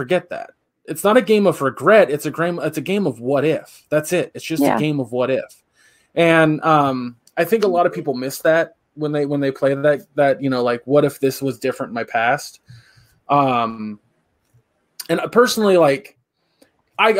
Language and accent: English; Central California, United States; We're from Central California, not Southern California